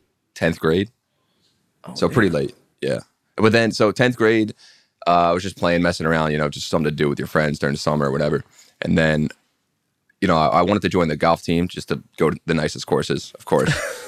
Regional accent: Pennsylvania, United States; Like the woods, Bucks County, PA.

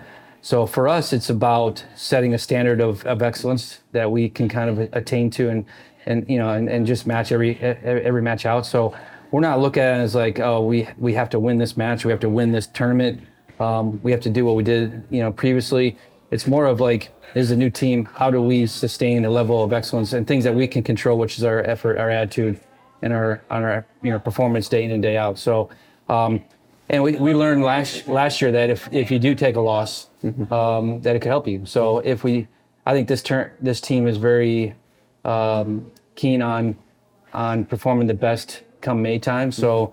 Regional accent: Indiana, United States; But Indiana is definitely my hometown, home state, basically. So love Indianapolis, love Carmel where my parents live.

